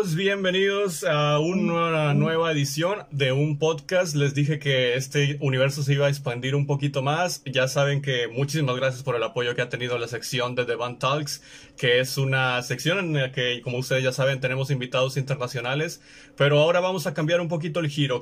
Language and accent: Spanish; Mexico; estamos en México, nosotros nos encontramos en México, ambos somos mexicanos